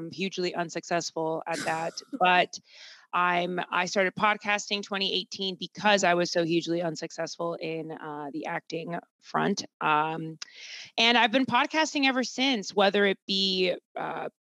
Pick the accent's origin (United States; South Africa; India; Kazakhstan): United States; Boston, Massachusetts; moved away as an adult; now in New York City, United States; I'm from Boston originally